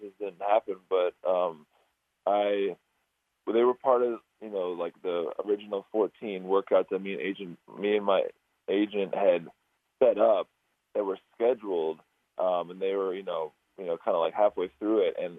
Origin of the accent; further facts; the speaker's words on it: Minnesota, United States; moved away; my hometown in Minnesota